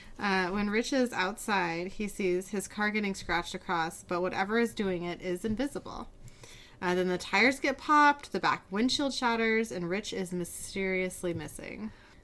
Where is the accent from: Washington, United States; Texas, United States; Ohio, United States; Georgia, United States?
Washington, United States; Seattle; we're from Seattle